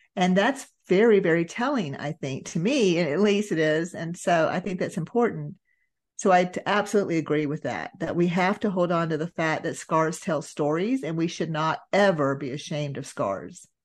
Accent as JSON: {"language": "English", "region": "Georgia", "country": "United States", "tie": "born or raised there", "said": "I was raised in Georgia, raised in, you know, that Bible Belt area"}